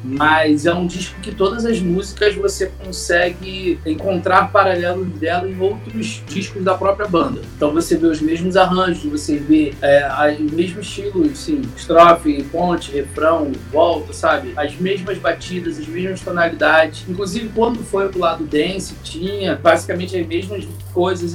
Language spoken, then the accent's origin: Portuguese; Rio de Janeiro, Brazil; eu sou do Rio de Janeiro